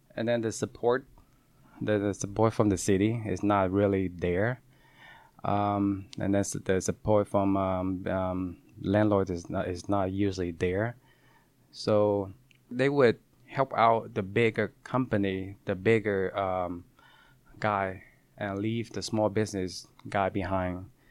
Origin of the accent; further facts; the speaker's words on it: Seattle, Washington, United States; also born or lived in California; I grew up in Columbia City